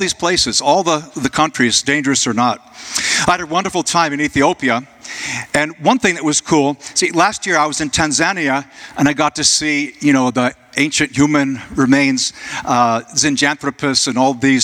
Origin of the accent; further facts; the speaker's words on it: Jacksonville, United States; Jacksonville, my hometown